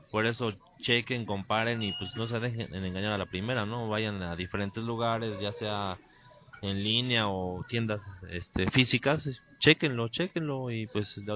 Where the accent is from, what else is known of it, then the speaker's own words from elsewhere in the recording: Mexico; así somos los mexicanos